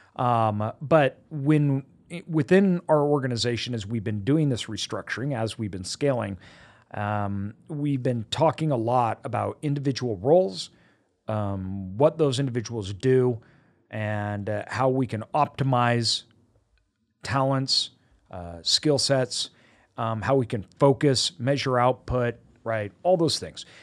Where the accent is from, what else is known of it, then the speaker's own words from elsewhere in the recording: United States; I was born in America